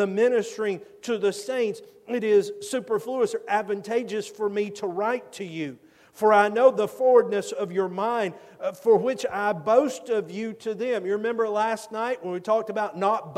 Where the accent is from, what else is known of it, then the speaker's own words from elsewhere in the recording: Georgia, United States; I'm from Georgia